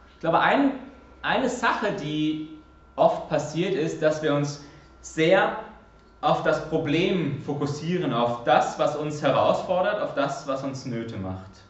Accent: Germany; moved away; als Deutscher in mir

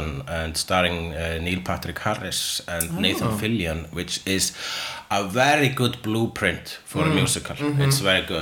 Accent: Iceland; I am Icelandic

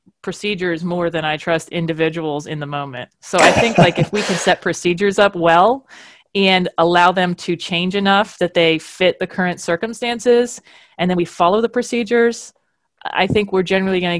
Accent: Kentucky, United States; moved away; also born or lived in Louisville; I'm from Kentucky

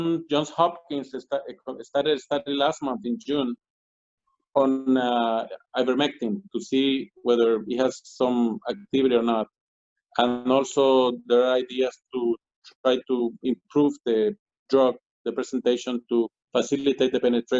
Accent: Colombia; moved away; I'm from Colombia

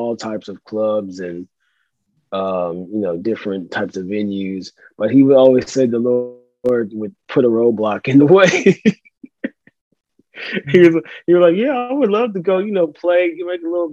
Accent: Nashville, Tennessee, United States; I grew up here in Nashville, Tennessee. I'm still here

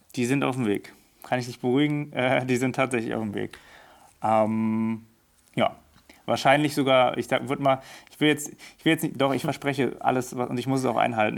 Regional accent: Berlin, Germany; ich bin Berliner, born and raised, äh, geboren in Steglitz, aber dann aufgewachsen in äh, Neukölln

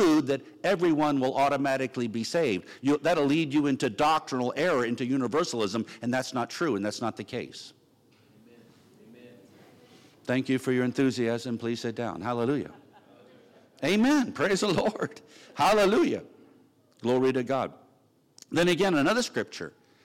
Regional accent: Virginia Beach, Virginia, United States; I'm from Virginia Beach

